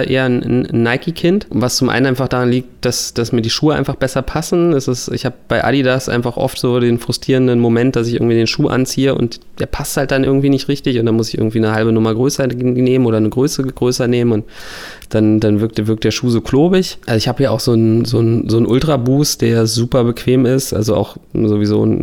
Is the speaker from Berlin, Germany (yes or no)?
yes; Berlin, Germany; bei mir ist es eben schon seit Kindheit natürlich äh, als Berliner Hertha BSC